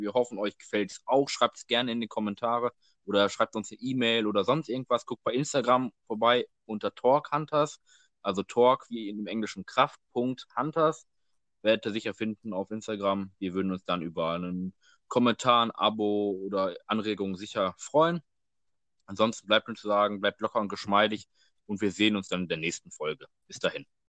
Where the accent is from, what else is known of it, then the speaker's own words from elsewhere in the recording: Dortmund, North Rhine-Westphalia, Germany; wir kommen ja aus Dortmund